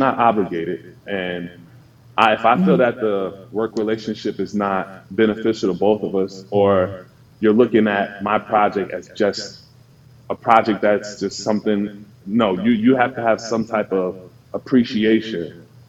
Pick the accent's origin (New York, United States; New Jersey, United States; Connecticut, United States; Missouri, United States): New Jersey, United States; I'm from New Jersey.